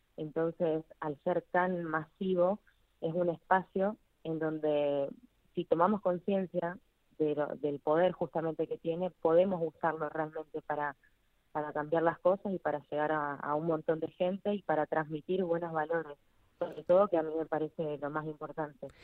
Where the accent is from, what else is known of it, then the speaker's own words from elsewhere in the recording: Argentina; nuestra historia como argentinos